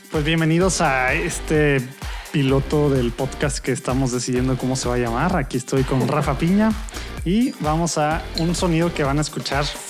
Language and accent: Spanish; Monterrey, Nuevo León, Mexico; de Monterrey, México, en el norte de México